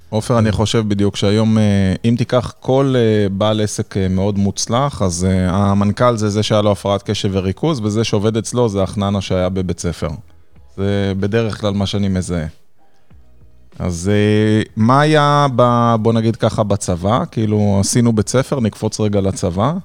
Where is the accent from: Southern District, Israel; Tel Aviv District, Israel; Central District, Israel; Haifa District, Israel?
Central District, Israel; Nes Ziona; אתה יודע שזה עיר הולדתי